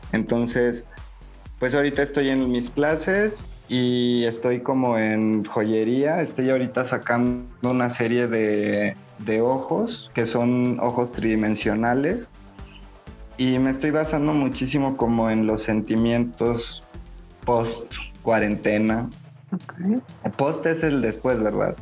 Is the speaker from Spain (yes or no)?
no; Guanajuato, Mexico; moved away as an adult; also born or lived in Puebla; regresar a Guanajuato, regresar a casa, a lo mejor si bien no a casa de mi mamá, pero tener un espacio más cerca de los míos